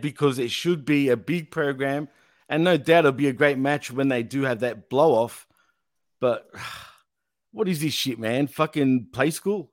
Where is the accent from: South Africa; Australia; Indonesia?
Australia; accent: Aussie